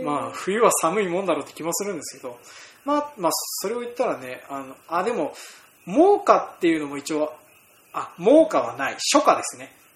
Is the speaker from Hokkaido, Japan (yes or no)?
yes; Hokkaido, Japan; 僕ら北海道民